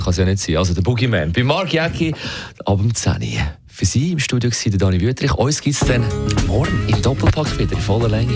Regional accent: Switzerland; bei uns in der Schweiz

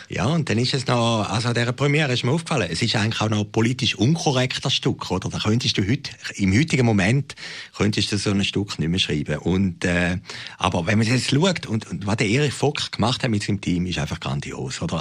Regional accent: Switzerland; als Schweizer

